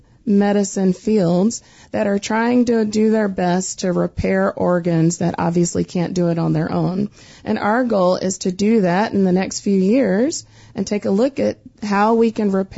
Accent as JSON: {"language": "English", "region": "the Carolinas", "country": "United States", "said": "I'm from the Carolinas, so I love talking slow"}